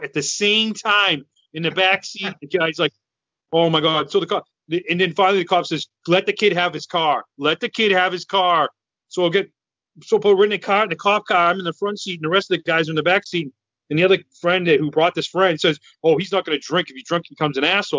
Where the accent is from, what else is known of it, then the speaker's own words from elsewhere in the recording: Massachusetts, United States; I'm from Massachusetts